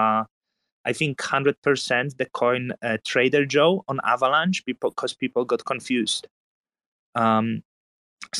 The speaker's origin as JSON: {"language": "English", "country": "Poland", "tie": "born or raised there", "said": "growing up in Poland"}